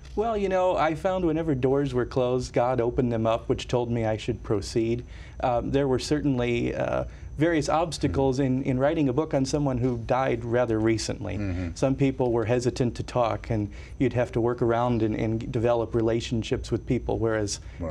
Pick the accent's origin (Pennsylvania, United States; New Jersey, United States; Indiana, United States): Indiana, United States; Northwest; growing up outside of Chicago in Northwest Indiana as a 12 year old boy